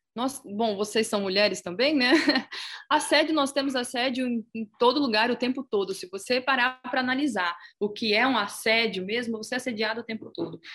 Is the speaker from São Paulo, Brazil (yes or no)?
yes; Itápolis, São Paulo, Brazil; Eu sou de Itapos, eu sou itapolitana